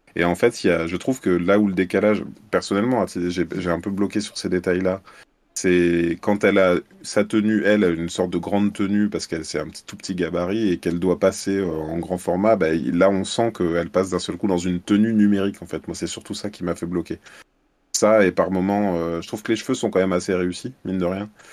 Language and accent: French; Lyon, Auvergne-Rhône-Alpes, France; je suis lyonnais et je fais aussi de la caricature en événementiel, donc à Lyon et ses environs